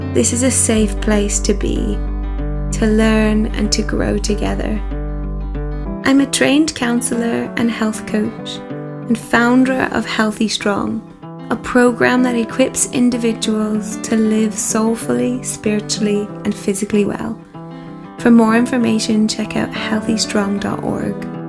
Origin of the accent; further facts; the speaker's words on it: Burlington, Ontario, Canada; moved away as an adult; I'm Canadian by blood and birth, and I have um, grown up my first 18 years of life um, in Burlington, Ontario, a lovely suburb of Toronto